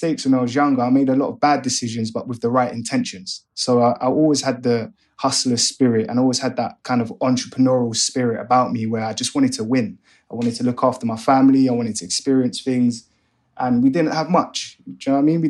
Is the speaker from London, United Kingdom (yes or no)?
yes; London, United Kingdom; also born or lived in Hanwell / Ealing; I grew up in West London, still from West London, very proud to be from here. I'm from West